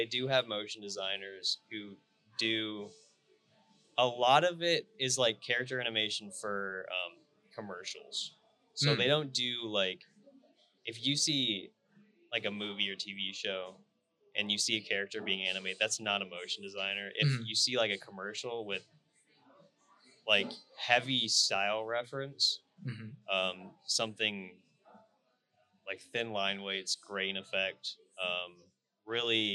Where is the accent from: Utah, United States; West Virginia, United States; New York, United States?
Utah, United States; Salt Lake City; stay in my hometown and work in Salt Lake